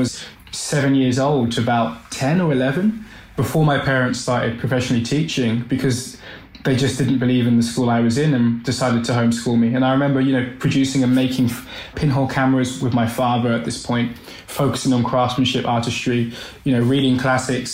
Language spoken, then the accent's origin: English; London, United Kingdom; I'm Black British. My heritage, of course, is Caribbean. So Barbados and St. Vincent. And I was born in Southwest London, Brixton